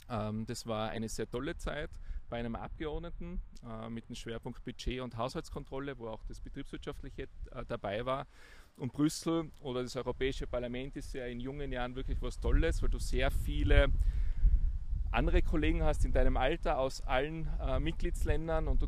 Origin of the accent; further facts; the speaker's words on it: Innsbruck, Tyrol, Austria; Also aufgewachsen in Innsbruck, dort zur Schule gegangen, Matura in der Handelsakademie Innsbruck, danach Studium.